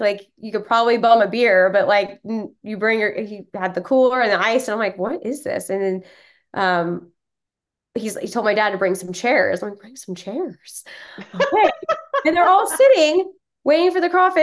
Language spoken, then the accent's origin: English; Texas, United States; moved away; also born or lived in Florida; I was born and raised in Texas, but raised by Yankees. My parents are from New York